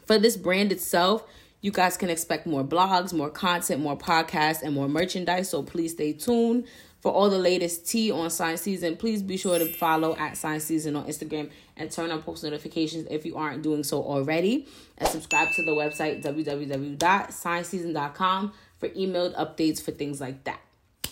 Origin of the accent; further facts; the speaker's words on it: New York City, New York, United States; moved away as an adult; now in Albany, United States; I was born and raised in Harlem, New York